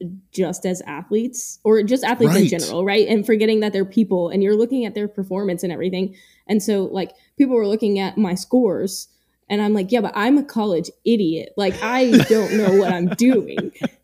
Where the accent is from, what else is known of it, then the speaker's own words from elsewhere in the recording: Bronx, New York, United States; From the Bronx.